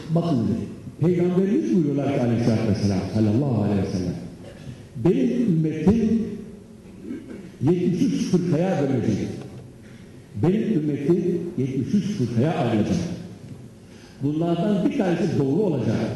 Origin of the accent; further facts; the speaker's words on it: Trabzon, Turkey; Ben Trabzonluyum dedim